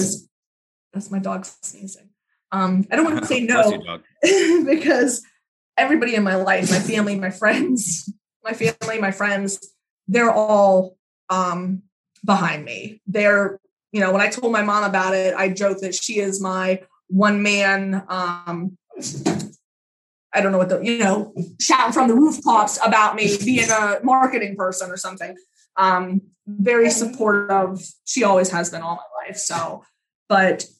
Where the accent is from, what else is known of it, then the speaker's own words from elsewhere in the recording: Pennsylvania, United States; now in New Jersey, United States; I'm from Pennsylvania originally. I live in New Jersey now